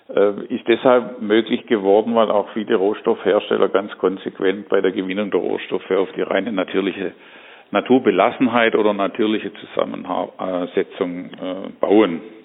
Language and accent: German; Germany; wir als Deutsche